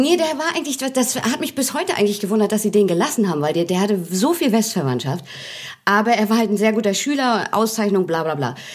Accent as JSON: {"language": "German", "town": "Hagenow", "region": "Mecklenburg-Vorpommern", "country": "Germany", "tie": "born or raised there", "moved": "as an adult", "lives_now": "Hamburg, Germany", "said": "ich bin in Hagenow geboren"}